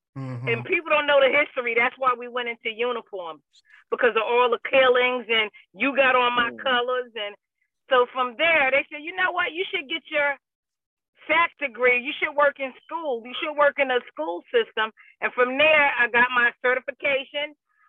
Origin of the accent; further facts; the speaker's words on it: Newark, New Jersey, United States; I'm from Newark.